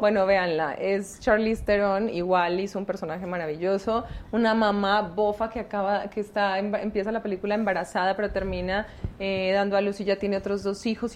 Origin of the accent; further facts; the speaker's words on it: Medellín, Antioquia, Colombia; accent: paisa; moved away as an adult; now in Mexico; yo soy colombiana